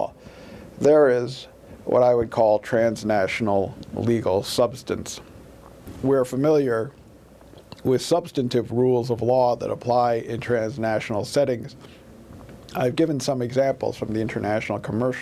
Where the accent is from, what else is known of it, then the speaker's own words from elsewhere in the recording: United States; the United States, my home country